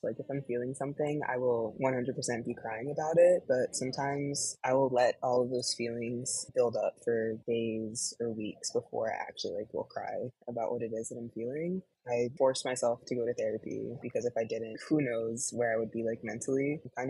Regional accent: right outside of Philly, Pennsylvania, United States; now in Chicago, United States; I was born and raised right outside of Philly, currently living in Chicago now.

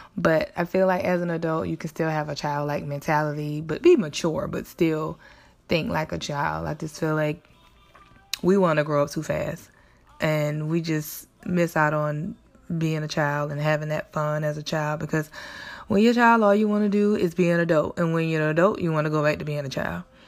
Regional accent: South Carolina, United States; where I grew up in South Carolina

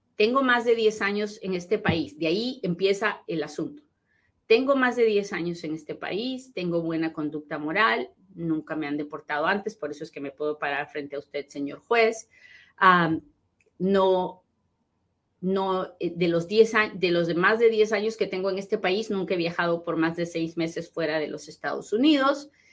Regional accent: Peru; now in United States; soy bien peruana

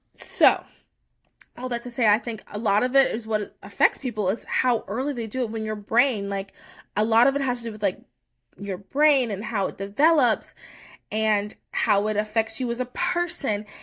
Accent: United States; as American

